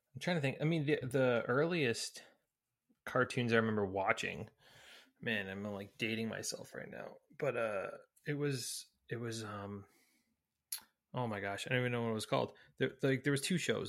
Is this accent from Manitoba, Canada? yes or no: no; Newmarket, Ontario, Canada; moved away; we, we grew up in Newmarket